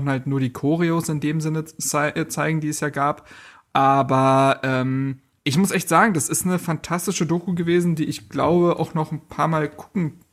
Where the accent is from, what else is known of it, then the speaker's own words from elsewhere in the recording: Berlin, Germany; ich habe mich als Berliner auch sehr verstanden gefühlt.